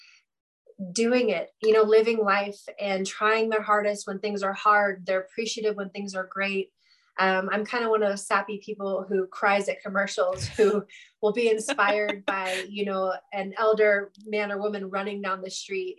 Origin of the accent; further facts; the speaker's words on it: Santa Cruz, California, United States; I grew up near Santa Cruz, and which is a beach town in California